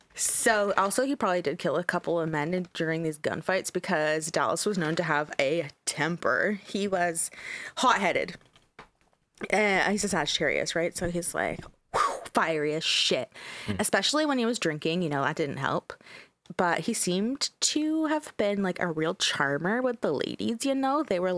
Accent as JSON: {"language": "English", "country": "Canada", "said": "We're Canadian, so I didn't know what the Texas Panhandle was."}